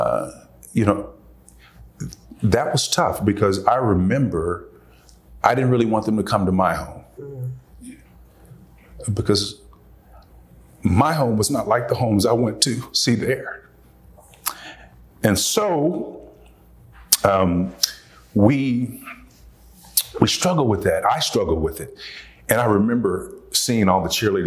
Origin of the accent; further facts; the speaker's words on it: Tulsa, Oklahoma, United States; I grew up in Tulsa, Oklahoma, North Tulsa.